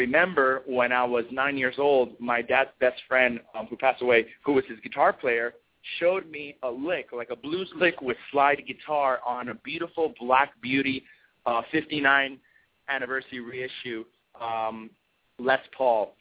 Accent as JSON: {"language": "English", "town": "Mayagüez", "country": "Puerto Rico", "tie": "born or raised there", "said": "I was born in Mayagüez, Puerto Rico, which is the west side."}